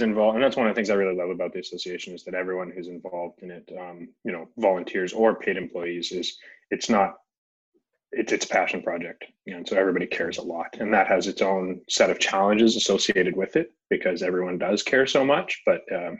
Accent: Jackson, Wyoming, United States; moved away as an adult; now in North Vancouver, Canada; Yeah, so I'm originally from Jackson Hole, Wyoming. I moved up here in 2004 to go to school. So I went to Simon Fraser University.

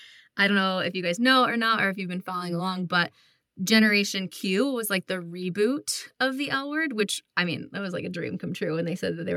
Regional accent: upstate New York, United States; now in Colorado, United States; I'm from upstate New York originally, and I now live in Colorado with Lacey.

